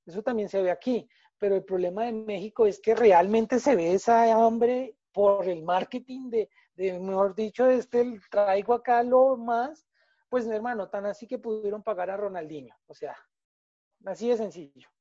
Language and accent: Spanish; Colombia; como colombianos